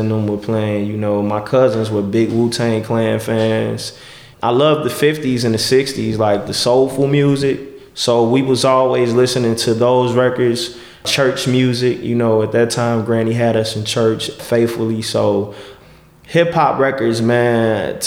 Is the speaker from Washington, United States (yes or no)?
no; Chicago, Illinois, United States; I grew up on Van Buren and Cicero. That's where I was born and raised